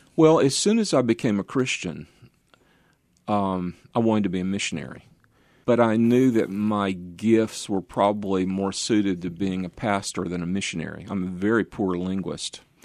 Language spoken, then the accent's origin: English; Norcross, Georgia, United States; moved away as an adult; also born or lived in Atlanta / Dallas / Memphis / Vienna; I grew up in a suburb of Atlanta, a northeast suburb on the I-85 corridor in the direction of Greenville, South Carolina, called Norcross, about 15 miles out.